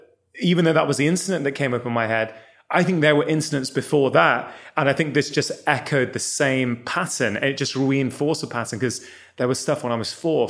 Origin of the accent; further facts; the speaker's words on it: Manchester, North West England, United Kingdom; I was born in Manchester.